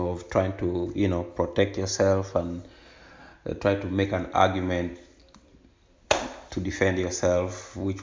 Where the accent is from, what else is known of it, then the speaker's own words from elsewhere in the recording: Uganda; moved away as an adult; now in United States; my childhood experiences of growing up in Uganda